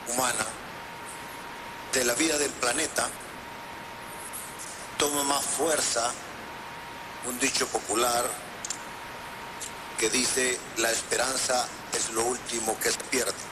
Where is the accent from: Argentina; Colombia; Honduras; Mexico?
Honduras; En mi país, Honduras